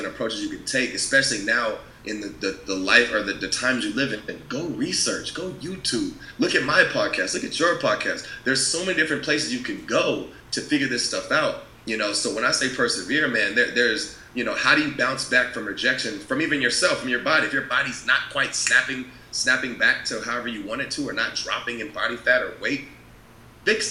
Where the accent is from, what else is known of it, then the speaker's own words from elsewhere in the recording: California, United States; moved away; also born or lived in Washington; I'm from California